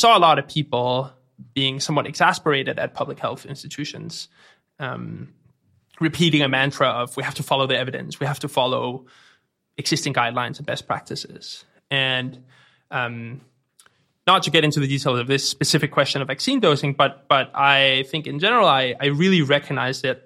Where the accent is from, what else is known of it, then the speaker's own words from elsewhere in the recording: Denmark; accent: Danish; I'm from Denmark, so if anyone's wondering, that's where the accent comes from